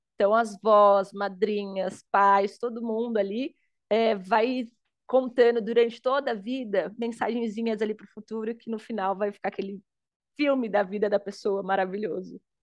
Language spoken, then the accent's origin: Portuguese; Suzano, São Paulo, Brazil; also born or lived in Itaim Paulista, São Paulo; eu sou de São Paulo, hoje eu tenho 33 anos, nasci na, na periferia da Zona Leste de São Paulo, é, filha de um pai potiguar, uma mãe pernambucana, nordestinos, foi a primeira geração paulista, não sou paulistana, nasci em Suzano